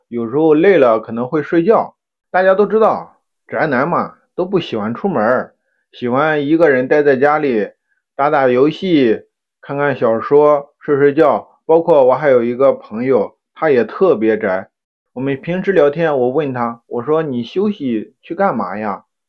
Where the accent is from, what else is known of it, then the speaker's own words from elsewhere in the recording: Shandong, China; 他们听说我是山东人